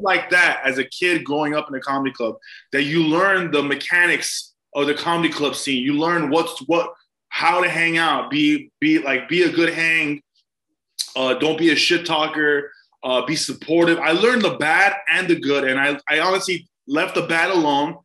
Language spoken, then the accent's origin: English; Glendale, California, United States; also born or lived in Mexico City, Mexico; I was raised Armenian in Glendale